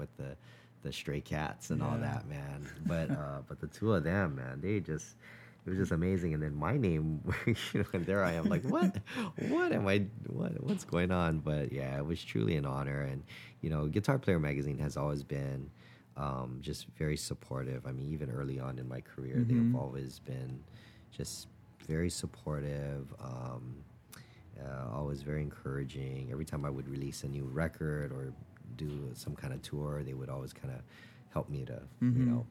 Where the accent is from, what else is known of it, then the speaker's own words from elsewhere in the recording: Hawaii, United States; growing up in Hawaii